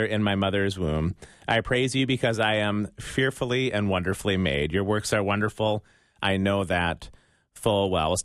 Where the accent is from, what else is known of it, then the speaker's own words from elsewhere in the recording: United States; accent: American; my American accent